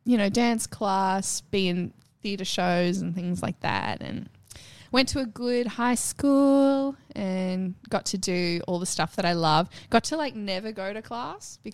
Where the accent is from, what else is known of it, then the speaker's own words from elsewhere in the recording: Nagambie, Victoria, Australia; moved away; I am from Victoria.